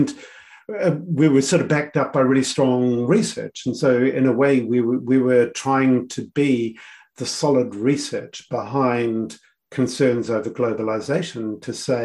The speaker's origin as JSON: {"language": "English", "country": "New Zealand", "also_born_or_lived": "Samoa / United States / United Kingdom", "moved": "as an adult", "said": "I was always a Kiwi who was enjoying global work, because it was working on a stage that I couldn't do in New Zealand, but very much a Kiwi."}